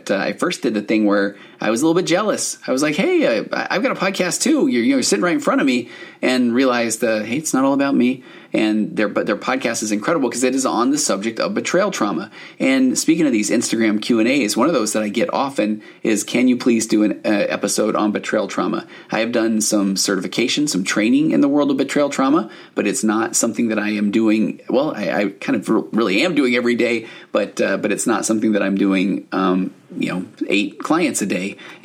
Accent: Highland, Utah, United States; Highland. So I grew up there

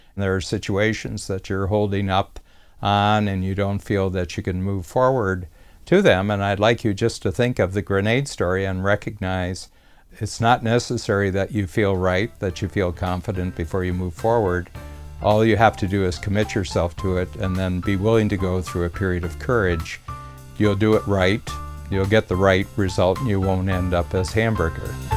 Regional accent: Ohio, United States; I was from Ohio, and that was the closest base where you would do basic training.

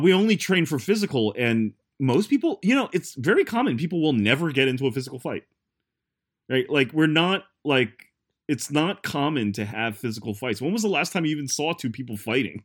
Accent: United States; as an American

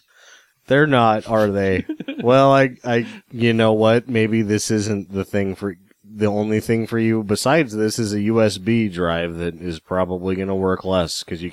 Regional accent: West Chester, Pennsylvania, United States; I'm from Westchester, Pennsylvania.

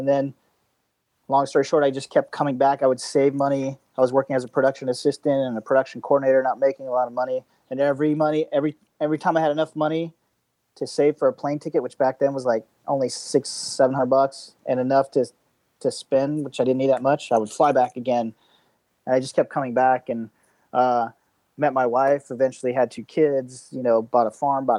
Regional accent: Georgia, United States; moved away as an adult; also born or lived in Los Angeles; now in Thailand; I am from Georgia.

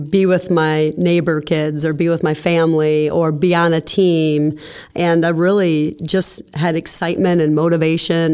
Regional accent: East Lansing, Michigan, United States; I was raised in East Lansing

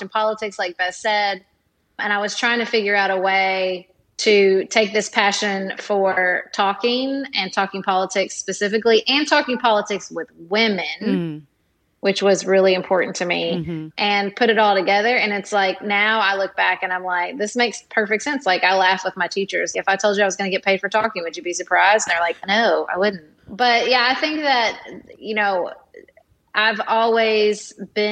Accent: Paducah, Kentucky, United States; also born or lived in Washington, D.C.; my primary reason for moving back to my hometown of Paducah

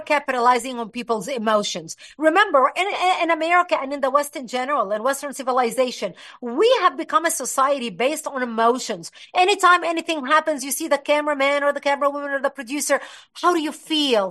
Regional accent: Lebanon; moved away; I was born and raised in Lebanon

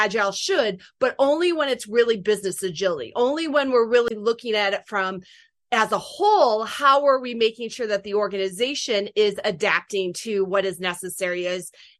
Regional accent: Michigan, United States; I'm from Michigan

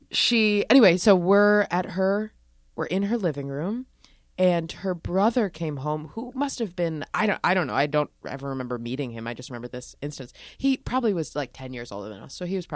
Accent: Philadelphia, Pennsylvania, United States; born there; I was born in Philadelphia, and my dad's family is all from the East Coast, mostly concentrated in Manhattan.

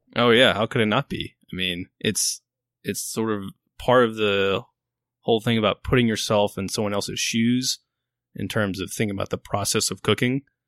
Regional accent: Baton Rouge, Louisiana, United States; moved away as an adult; also born or lived in Virginia; I grew up in Baton Rouge.

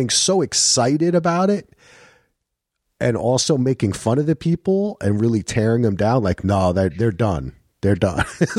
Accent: New Jersey, United States; My problem is, for me, I grew up in Jersey, and in Jersey, Texas barbecue is barbecue.

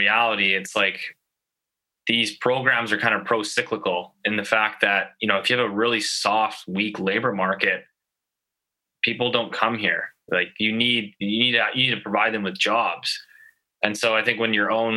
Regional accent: Richmond, British Columbia, Canada; now in Vancouver, Canada; I grew up in Richmond, so I still get some stuff there.

